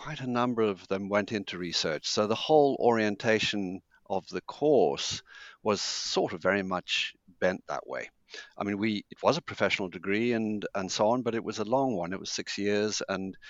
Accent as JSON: {"language": "English", "country": "Zimbabwe", "tie": "born or raised there", "also_born_or_lived": "Cambridge", "moved": "yes", "said": "I was born in Zimbabwe and brought up there"}